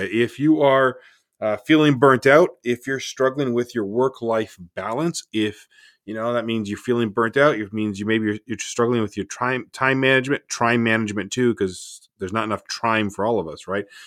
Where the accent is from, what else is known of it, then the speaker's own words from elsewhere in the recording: Canada; I'm Canadian